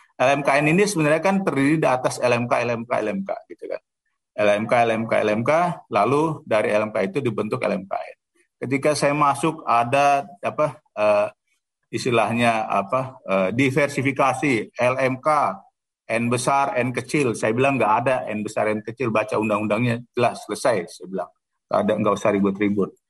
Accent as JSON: {"language": "Indonesian", "region": "Jakarta", "country": "Indonesia", "said": "saya anak Betawi"}